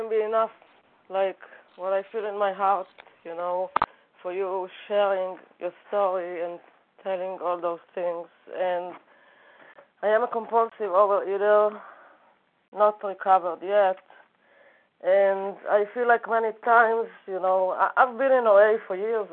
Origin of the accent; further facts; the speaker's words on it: Israel; English is a second language; moved away as an adult; now in United States; I'm originally from Israel